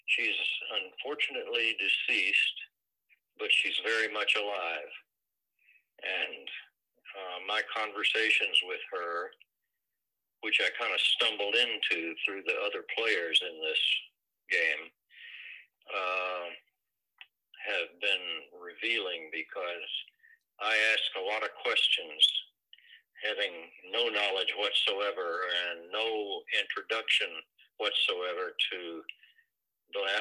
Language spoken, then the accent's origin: English; North Texas, United States; moved away; I was born and raised in North Texas and uh, got my college education in Austin at the University of Texas.